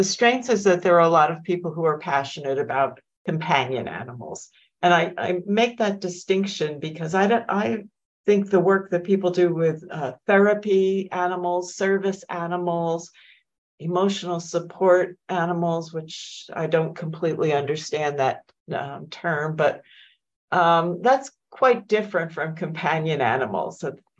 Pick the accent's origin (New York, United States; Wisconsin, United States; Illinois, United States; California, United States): New York, United States; now in Minnesota, United States; I came here in 1994 from my postdoc, never left Minnesota. I am a New Yorker, transplanted, but I've lived all over the world, actually, and I love Minnesota.